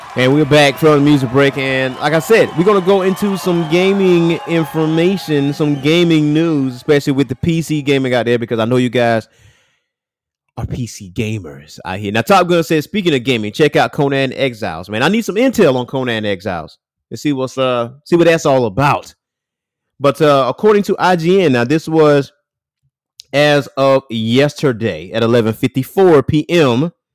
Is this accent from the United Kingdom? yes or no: no; Lake City, United States; now in Columbia, United States; my hometown of Lake City in Atlanta area